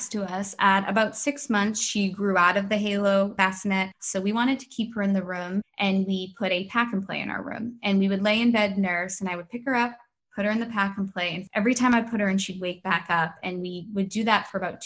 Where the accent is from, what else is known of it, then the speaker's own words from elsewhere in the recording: Boston, Massachusetts, United States; now in Maryland, United States; I'm originally from Boston. I'm living in Maryland.